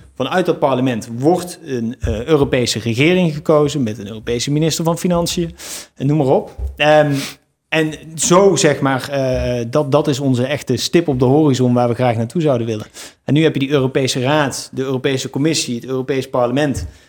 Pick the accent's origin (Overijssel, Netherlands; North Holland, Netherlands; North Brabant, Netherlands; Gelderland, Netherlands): North Brabant, Netherlands; Eindhoven; moved away as an adult; also born or lived in Nijmegen; ik ben geboren in Eindhoven, opgegroeid in een klein dorpje